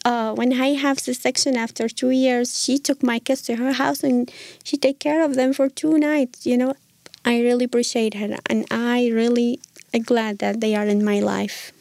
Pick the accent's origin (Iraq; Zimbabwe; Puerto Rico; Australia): Iraq; moved away as an adult; now in United States; originally I'm from Iraq.